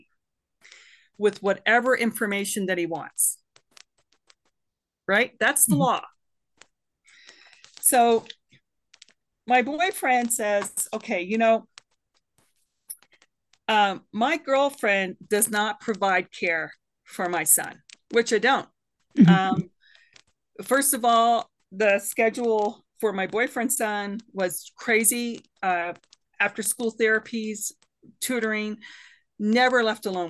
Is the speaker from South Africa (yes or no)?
no; Canada; also born or lived in Boulder County, Colorado; now in United States; I'm a Canadian woman